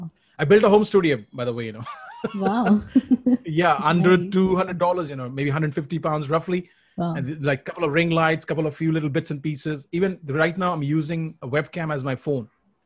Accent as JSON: {"language": "English", "town": "Kolkata", "region": "West Bengal", "country": "India", "moved": "yes", "said": "when I relocated from Calcutta to Punjab, my problems became bigger. You know, I was bullied and abused, and I had real, you know, challenges coping up with a new way of living."}